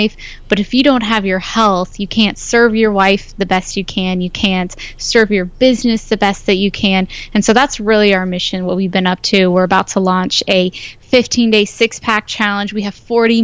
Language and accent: English; Ohio, United States; now in California, United States; I'm from Ohio, so didn't grow up with the healthiest background in nutrition